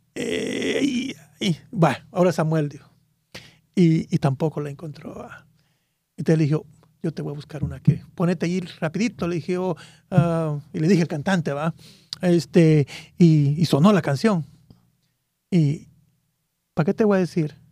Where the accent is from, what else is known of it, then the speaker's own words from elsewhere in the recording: Guatemala; moved away as an adult; now in United States; En ese tiempo era el grupo juvenil allá en mi país. Y, y era, ya era líder también allá en, ese... Ah, me, recuerdo que allá había un grupo que se llamaba Un Millón para Cristo allá en, Guatemala